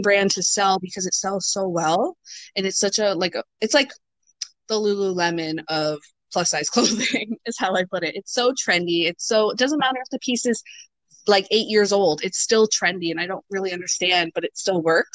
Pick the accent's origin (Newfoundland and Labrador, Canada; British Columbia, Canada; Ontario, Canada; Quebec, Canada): Ontario, Canada; also born or lived in Greater Toronto Area; now in New Brunswick, Canada; I'm not originally from New Brunswick. I'm from Ontario. I used to live in the GTA.